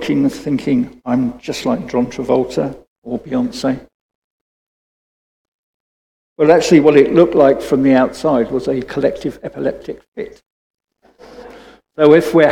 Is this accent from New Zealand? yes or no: no; United Kingdom; I'm British